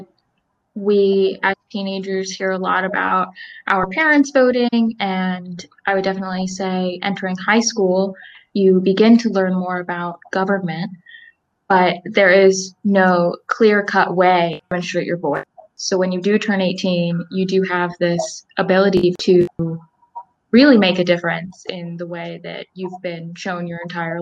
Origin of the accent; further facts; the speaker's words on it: Salisbury, Maryland, United States; also born or lived in Elizabethtown, Pennsylvania; I am from Salisbury, Maryland, and I attend Elizabethtown College in Elizabethtown, Pennsylvania